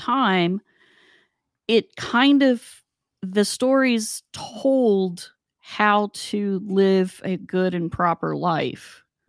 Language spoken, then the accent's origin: English; West Virginia, United States; we grew up in West Virginia